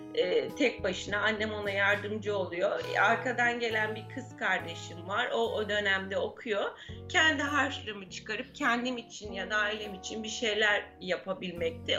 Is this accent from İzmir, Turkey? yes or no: yes; İzmir, Turkey; Babam emekli olasıya kadar Kadife Kalede kirada oturuyorduk. Babam emekli olduktan sonra Gazi Emir'e taşındık.